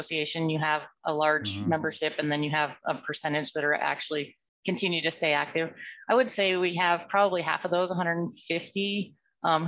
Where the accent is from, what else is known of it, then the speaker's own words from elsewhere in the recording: Pocatello, Idaho, United States; I was born and raised here in Pocatello, educated in School District 25 and an alumni of ISU